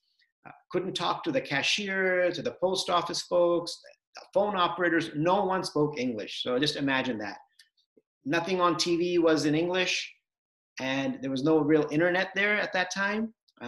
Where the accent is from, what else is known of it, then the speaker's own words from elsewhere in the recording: California, United States; So I grew up in Southern California. My parents came from India to the US with almost nothing in 1980.